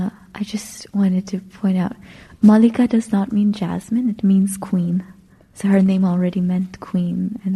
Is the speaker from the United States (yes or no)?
no; Nepal; first language Nepali; English is a second language; moved away; I'm from Nepal. Like, that's my native language.